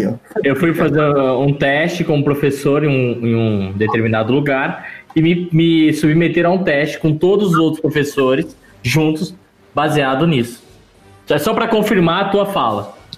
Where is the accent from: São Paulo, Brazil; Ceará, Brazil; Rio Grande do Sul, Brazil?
São Paulo, Brazil; Catanduva; Catanduva é minha terra